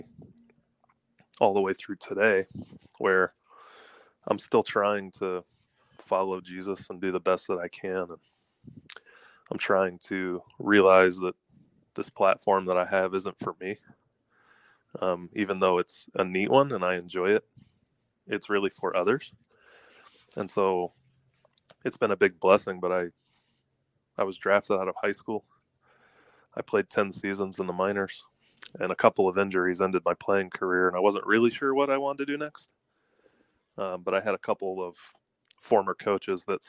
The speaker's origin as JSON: {"language": "English", "town": "Atlanta", "region": "Georgia", "country": "United States", "tie": "born or raised there", "said": "I grew up in Atlanta, Georgia, in a suburb"}